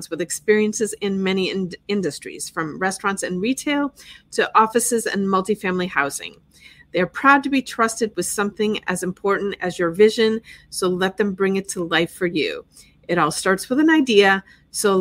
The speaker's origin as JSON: {"language": "English", "region": "Wisconsin", "country": "United States", "moved": "yes", "lives_now": "Fort Lauderdale, United States", "said": "I'm originally from Wisconsin, but I've been in Florida for 28 years now"}